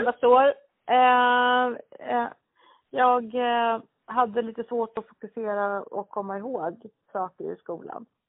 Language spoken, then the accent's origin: Swedish; Stockholm, Stockholm County, Sweden; born or raised there